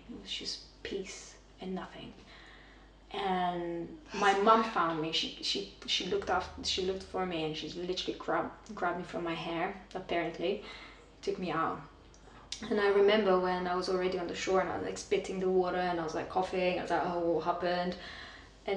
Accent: Romania; moved away as an adult; also born or lived in London; I was born and raised in Romania

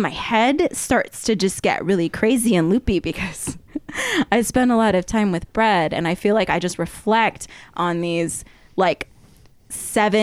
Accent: Arizona, United States; moved away as an adult; now in Oregon, United States; I'm from Arizona.

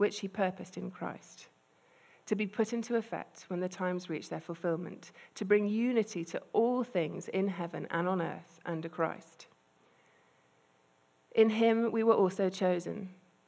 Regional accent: United Kingdom; I'm British and quite repressed

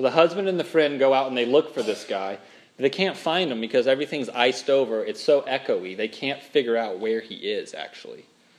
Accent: Minnesota, United States; And I'm from Minnesota. They've got a real strong accent up there.

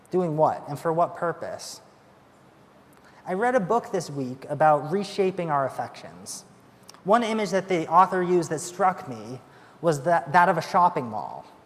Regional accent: United Kingdom; And we're British, so we definitely don't say we loved each other.

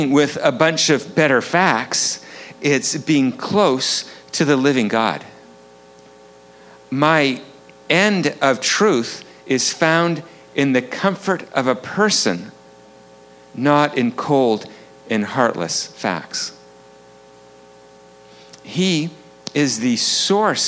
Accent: Vancouver, British Columbia, Canada; I'm from Vancouver, up on the North Shore

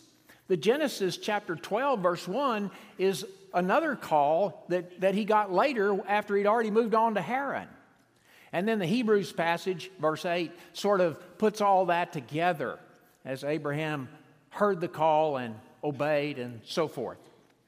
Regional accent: Dallas, Texas, United States; born there; I was born in Dallas. What if I had been, I was born there, and what if I grew up there and married there and stayed there for all the 70 years?

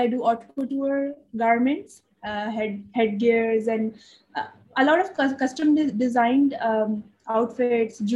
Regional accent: Lahore, Punjab, Pakistan; now in Karachi, Pakistan; I'm originally from Lahore. I was born in Lahore, but currently living in Karachi in Pakistan

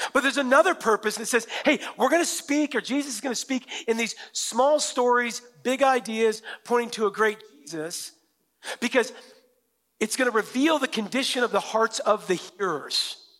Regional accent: Western Washington, United States; I'm from Western Washington

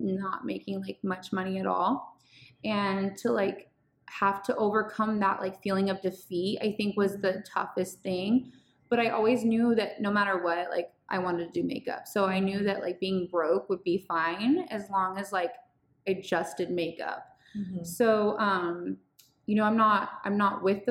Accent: Bay Area, California, United States; moved away as an adult; also born or lived in San Diego; I'm from the Bay Area

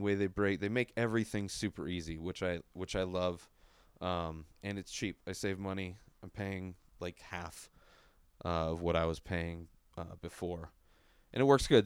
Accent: San Diego, California, United States; moved away as an adult; also born or lived in La Quinta; now in Denver, United States; I'm from San Diego

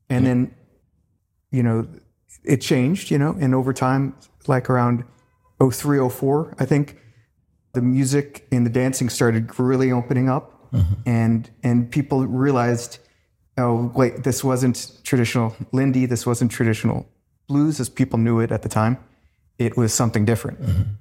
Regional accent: Virginia, United States; now in New York, United States; When I came to New York from Virginia, mm-hmm.

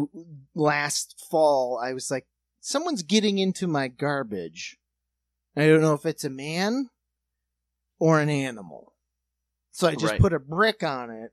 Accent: South Dakota, United States; also born or lived in New York; now in Ohio, United States; we're from South Dakota, so we live in a house

